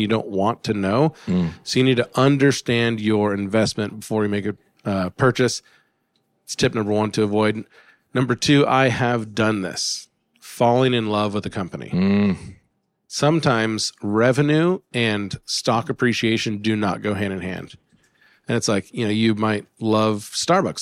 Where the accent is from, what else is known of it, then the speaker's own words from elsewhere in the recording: Alaska, United States; I grew up in Alaska